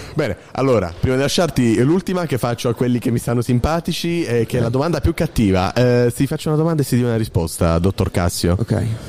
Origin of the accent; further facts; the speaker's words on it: Lucania, Basilicata, Italy; also born or lived in Apulia; anch'io sono lucano, ma sono nato in Puglia